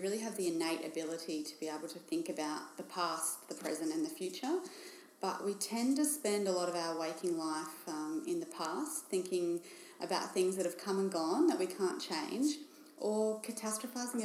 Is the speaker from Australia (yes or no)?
yes; Bendigo, Victoria, Australia; moved away as an adult; now in Geelong, Australia; I grew up in Bendigo, which is in regional Victoria